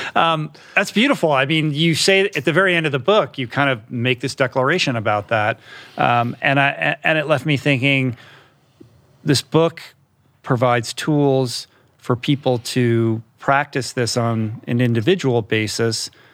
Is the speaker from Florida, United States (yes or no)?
no; Washington, District of Columbia, United States; I grew up in Washington, D C